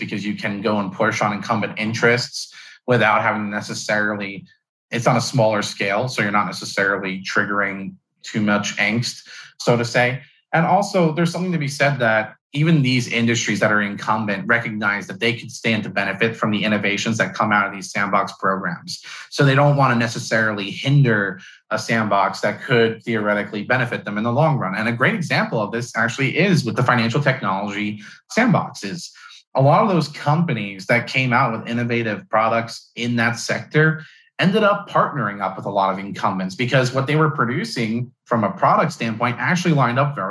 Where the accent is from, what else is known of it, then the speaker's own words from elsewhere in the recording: New York, United States; I'm from New York